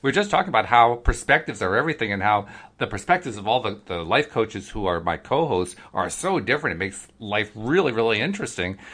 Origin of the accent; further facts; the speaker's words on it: East Coast, United States; accent: East Coast; also born or lived in Oregon; I'm from the East Coast